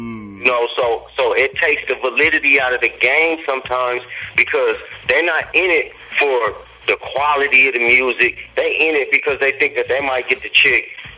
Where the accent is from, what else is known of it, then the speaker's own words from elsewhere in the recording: San Diego, California, United States; I'm definitely from Southeast San Diego, man, Euclid and Logan Ave.